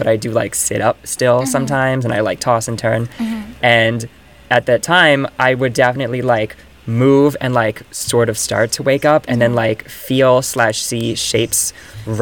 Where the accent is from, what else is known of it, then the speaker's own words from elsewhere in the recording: Virginia, United States; moved away as an adult; now in New York, United States; I moved here at 18 from Virginia